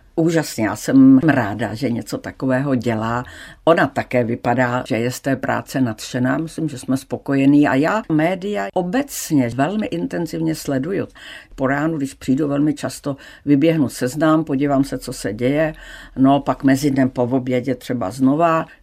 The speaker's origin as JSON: {"language": "Czech", "country": "Czechia", "said": "jak jsem byla zvyklá z Česka"}